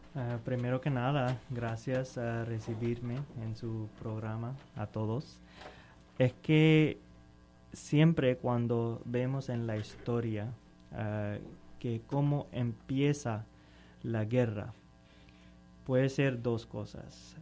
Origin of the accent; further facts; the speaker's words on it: Pakistan; Spanish is a second language; moved away; yo soy de Pakistán